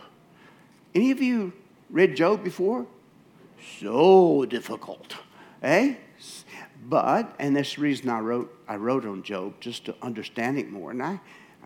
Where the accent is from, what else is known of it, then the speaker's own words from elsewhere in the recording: United States; moved away as an adult; I'm from America, and very American, I'm sorry. I've been here 30 years, but I'm just very American